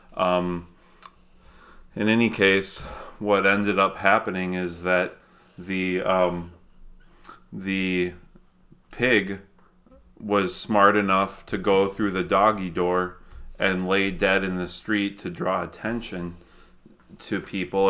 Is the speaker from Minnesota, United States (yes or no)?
yes; Minnesota, United States; moved away; I grew up in Minnesota